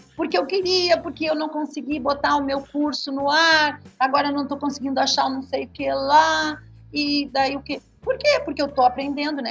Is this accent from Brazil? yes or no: yes; Montenegro, Rio Grande do Sul, Brazil; moved away; also born or lived in Taquara; E eu sou de Montenegro, morando em Taquara